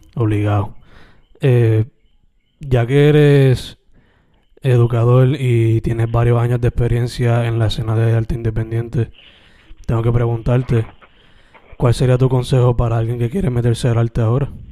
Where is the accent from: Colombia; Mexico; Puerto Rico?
Puerto Rico; Sabana Grande; now in Carolina, Puerto Rico; Yo soy original de Sabana Grande